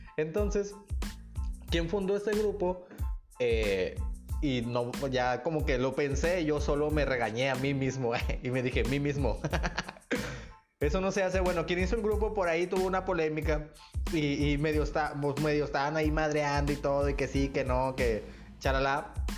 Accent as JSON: {"language": "Spanish", "town": "Nuevo Laredo", "region": "Tamaulipas", "country": "Mexico", "tie": "born or raised there", "moved": "yes", "lives_now": "Nuevo León, Mexico", "said": "de donde yo vengo, en la ciudad donde yo crecí, que es mi hermosísima ciudad de Nuevo Laredo"}